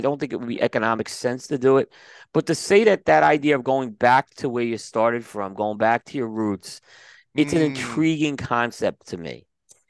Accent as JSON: {"language": "English", "town": "New York City", "region": "New York", "country": "United States", "tie": "born or raised there", "moved": "yes", "said": "My hometown is shown to the world, like much like Saturday Night Fever showed Bay Ridge. This showed a little more Bensonhurst in Brooklyn"}